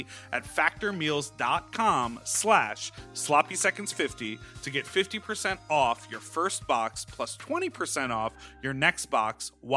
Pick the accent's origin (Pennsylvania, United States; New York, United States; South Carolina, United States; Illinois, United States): Illinois, United States; Evanston; I am from Evanston. That's my hometown.